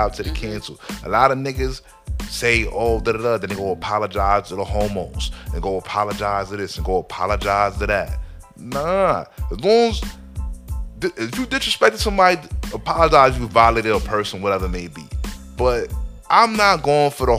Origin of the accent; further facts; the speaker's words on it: New Jersey, United States; We from Jersey